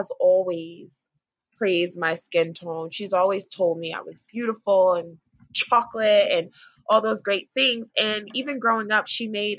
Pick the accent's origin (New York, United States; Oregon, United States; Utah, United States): New York, United States; Newburgh; I'm from Newburgh, New York, which is probably like an hour north of Manhattan.